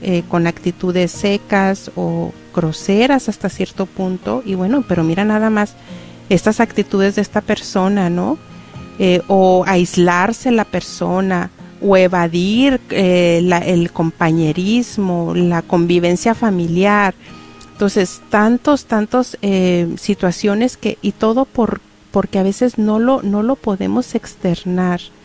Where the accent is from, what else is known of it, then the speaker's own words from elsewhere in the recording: Cuauhtémoc, Durango, Mexico; moved away; mi pueblo, Cuauhtémoc Durango